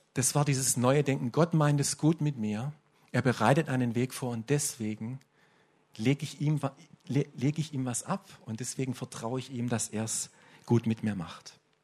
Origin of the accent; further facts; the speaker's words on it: Swabia, Germany; Bei uns im Schwabenland ist das relativ typisch, dass wir so geprägt sind